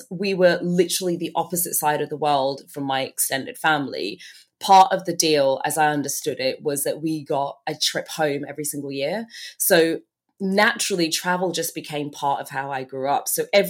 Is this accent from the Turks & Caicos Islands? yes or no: yes; Turks & Caicos Islands; also born or lived in Bahamas; So I was born in the Bahamas. I'm actually originally from the Turks and Caicos Islands.